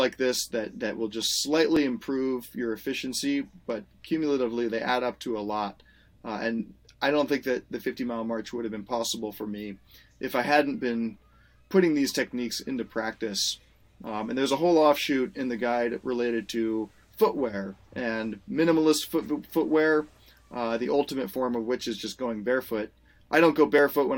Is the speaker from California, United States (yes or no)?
yes; Marin County, California, United States; growing up in Marin County